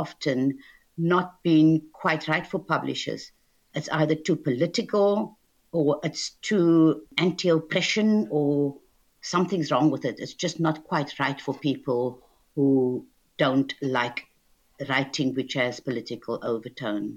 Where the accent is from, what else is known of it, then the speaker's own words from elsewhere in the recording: Cape Town, Western Cape, South Africa; moved away as an adult; now in United Kingdom; I was born in Cape Town in what was then apartheid South Africa in 1958